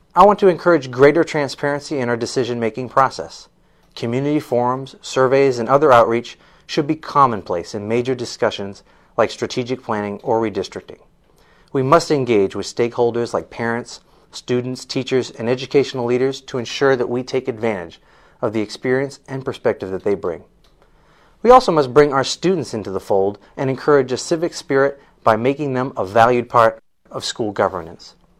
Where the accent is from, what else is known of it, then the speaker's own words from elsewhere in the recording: Amesbury, Massachusetts, United States; now in Manchester, United States; I served in my hometown of Amesbury as a member of the Amesbury School